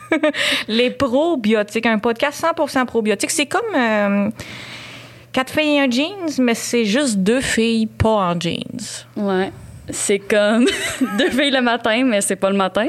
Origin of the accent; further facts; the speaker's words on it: Châteauguay, Quebec, Canada; on vient de Châteauguay, on a grandi à Châteauguay